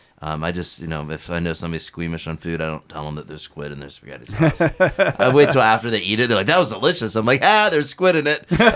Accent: Northeast Ohio, United States; when I grew up in Northeast Ohio

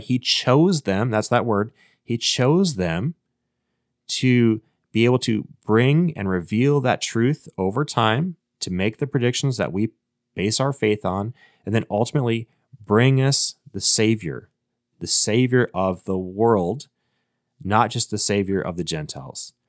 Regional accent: Minnesota, United States; I was born in Minnesota

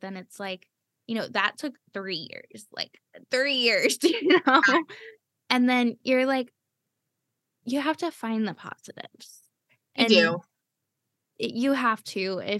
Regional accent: Cleveland, Ohio, United States; moved away; also born or lived in San Antonio, Texas / Florida; I grew up in Cleveland, Ohio. I moved to San Antonio when my dad got hurt, and then we moved to Florida.

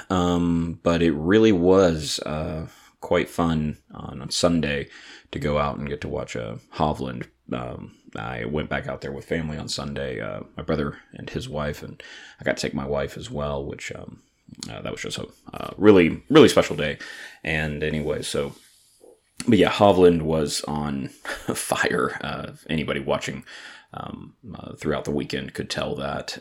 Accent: Atlanta, Georgia, United States; I'm from Atlanta

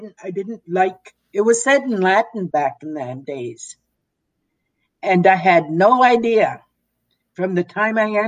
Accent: Petawawa, Ontario, Canada; I grew up in an Army base, Petawawa, near the Ottawa River, quite close to Quebec.

